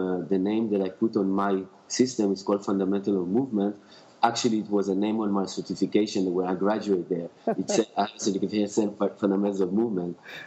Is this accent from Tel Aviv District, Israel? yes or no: yes; Tel Aviv, Tel Aviv District, Israel; now in Los Angeles, United States; I'm coming from Israel, grew up in Tel Aviv